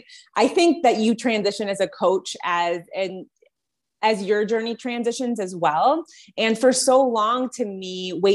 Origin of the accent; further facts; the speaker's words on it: Detroit, Michigan, United States; moved away as an adult; now in Colorado, United States; I'm originally from the Detroit area, just moved to Colorado a couple of months ago